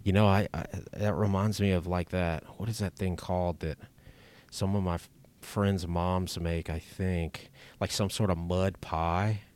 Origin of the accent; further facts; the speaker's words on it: Lake Charles, Louisiana, United States; I grew up in Lake Charles